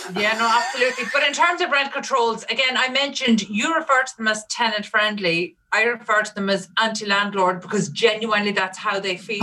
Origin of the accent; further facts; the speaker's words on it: Ireland; in Ireland